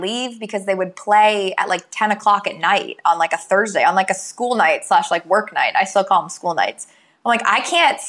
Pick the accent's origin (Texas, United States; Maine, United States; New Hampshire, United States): New Hampshire, United States; moved away; I'm from New Hampshire originally